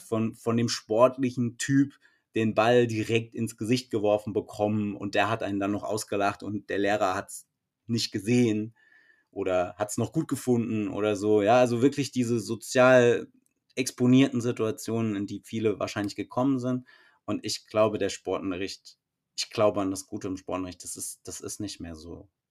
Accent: Frankfurt, Hesse, Germany; also ich komme ja aus Frankfurt

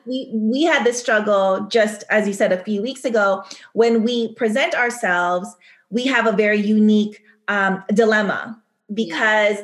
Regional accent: Sacramento, California, United States; moved away as an adult; now in Paris, France; at a young age growing up in Sacramento, California

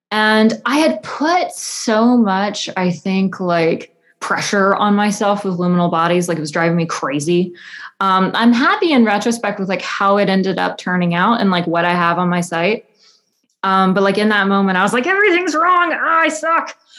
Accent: the South, United States; So I'm I'm from the American South, so like kudzu is a really big part of like just my whole life.

